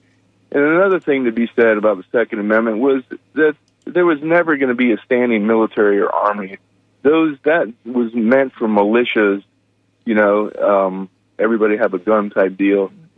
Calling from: Pinellas Park, Florida, United States; I'm calling from Pinellas Park.

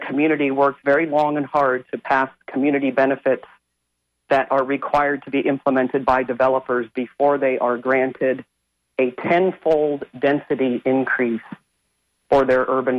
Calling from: Wimauma, Florida, United States; I'm calling from Waimama.

